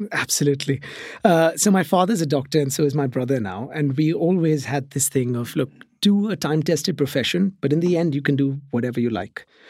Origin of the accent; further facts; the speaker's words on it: Mumbai, Maharashtra, India; moved away as an adult; now in England; I grew up in Mumbai, which is in India